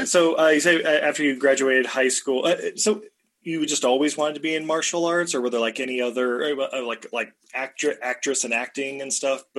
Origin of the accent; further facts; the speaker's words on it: Utah, United States; growing up in Utah myself